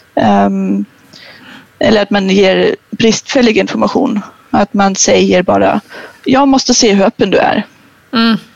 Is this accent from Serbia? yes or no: no; Germany; now in Sweden; jag är ju tysk